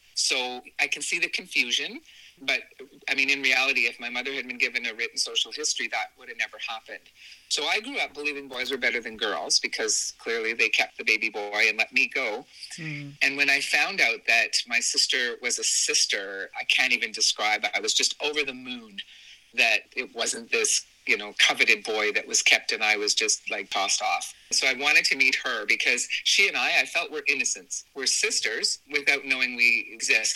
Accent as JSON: {"language": "English", "region": "southern Ontario", "country": "Canada", "tie": "born or raised there"}